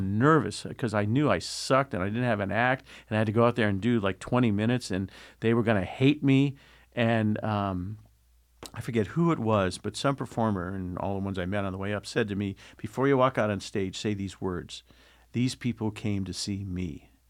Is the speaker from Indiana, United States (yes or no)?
yes; Indianapolis, Indiana, United States; moved away as an adult; also born or lived in Boston / Chatsworth, California; growing up in Indianapolis on, uh, W I F E radio